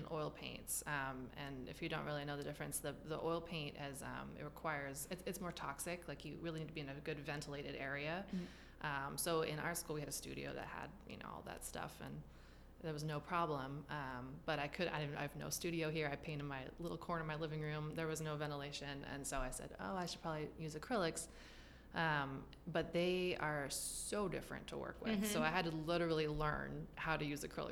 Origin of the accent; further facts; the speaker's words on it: Humboldt County, California, United States; I was born in Humboldt County, California